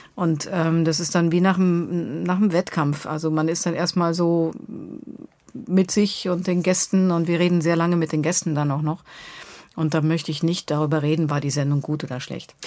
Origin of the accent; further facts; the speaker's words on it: Bavaria, Germany; also born or lived in Munich; now in Berlin, Germany; Ich komme aus Bayern.